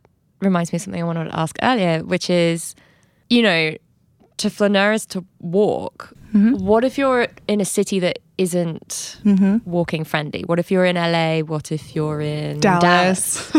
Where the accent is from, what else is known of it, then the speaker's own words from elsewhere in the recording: London, United Kingdom; I'm from London. I've never been to Buckingham Palace.